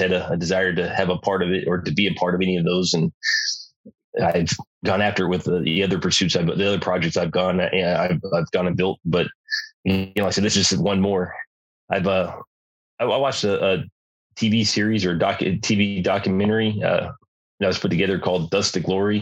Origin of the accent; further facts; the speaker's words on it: Southern California, United States; also born or lived in Lake Havasu, Arizona; I grew up in Southern California